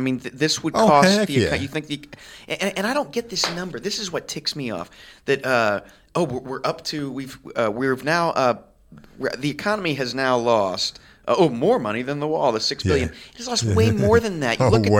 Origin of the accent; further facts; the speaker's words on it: Kansas City, Missouri, United States; I was born in Kansas City.